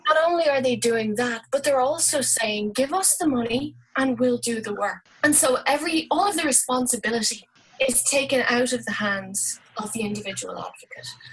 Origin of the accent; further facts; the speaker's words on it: Dublin, Leinster, Ireland; moved away as an adult; now in Galway, Ireland; i am Irish and I've been living in Ireland all my life. Dublin originally, but I've been living in Galway for about 12 years.